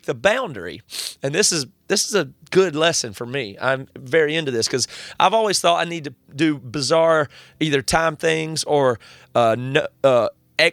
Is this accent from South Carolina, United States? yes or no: yes; South Carolina, United States; I grew up in South Carolina